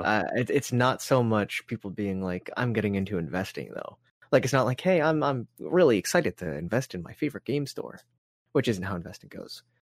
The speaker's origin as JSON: {"language": "English", "country": "Canada", "said": "we're Canadian"}